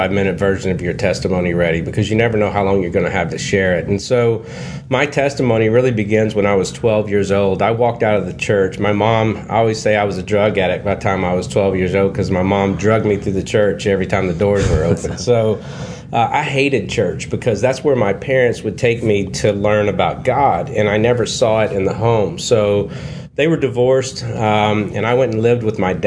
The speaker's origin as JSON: {"language": "English", "region": "Kentucky", "country": "United States", "tie": "born or raised there", "said": "I grew up in Kentucky in the Bible Belt"}